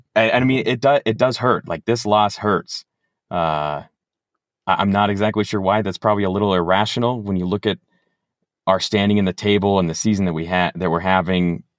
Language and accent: English; Los Angeles, California, United States; moved away; I grew up in Los Angeles